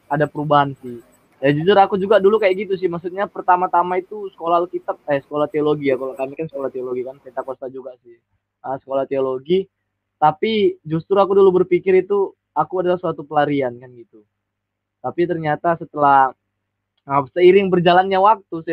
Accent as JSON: {"language": "Indonesian", "town": "Medan", "region": "North Sumatra", "country": "Indonesia", "said": "bisa pergi ke Surabaya kan gitu karena saya orang Medan kan"}